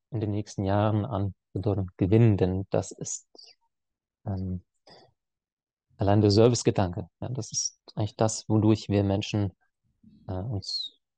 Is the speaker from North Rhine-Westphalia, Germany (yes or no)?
no; Baden-Württemberg, Germany; Und er wusste, ich komme aus dem Schwabenland, aus der Nähe von Heilbronn. Also ich wohne zwischen Heilbronn und Stuttgart.